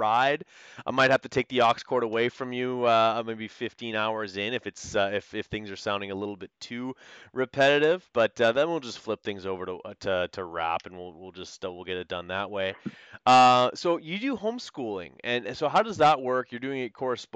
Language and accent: English; Canada; being Canadian